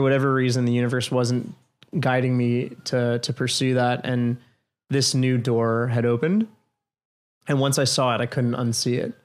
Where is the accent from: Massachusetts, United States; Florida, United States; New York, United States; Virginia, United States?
New York, United States; moved away as an adult; now in Washington, D.C., United States; I came back to New York